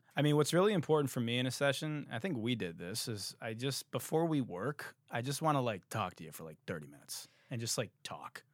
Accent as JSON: {"language": "English", "town": "Detroit", "region": "Michigan", "country": "United States", "said": "I'm from fucking Detroit"}